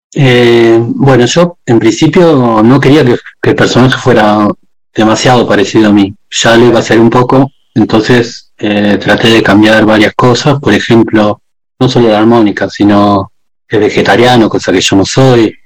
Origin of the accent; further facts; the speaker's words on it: Argentina; moved away as an adult; also born or lived in Spain / Netherlands; nosotros desde chico en mi pueblo